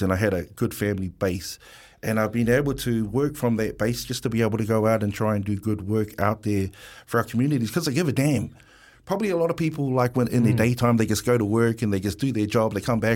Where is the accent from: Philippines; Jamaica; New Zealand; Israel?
New Zealand; Wellington; Pōneke, I'm from Wellington, Pōneke. Island Bay, Lyle Bay, Newtown boy.